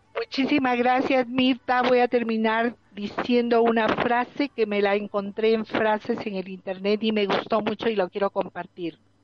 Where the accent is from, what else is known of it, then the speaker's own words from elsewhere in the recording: Peru; En nuestro país, por ejemplo, en el mes de mayo, en mi país, en Perú